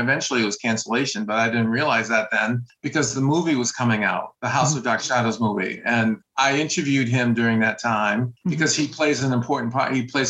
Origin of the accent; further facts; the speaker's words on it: Maine, United States; I said, I came from Maine.